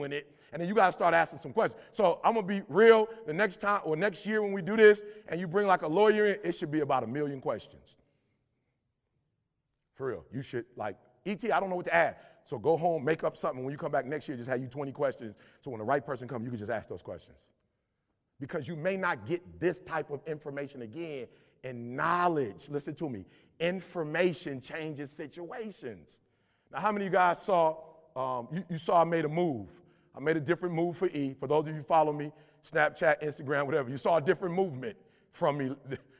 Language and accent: English; Detroit, Michigan, United States; I'm from Detroit, blue collar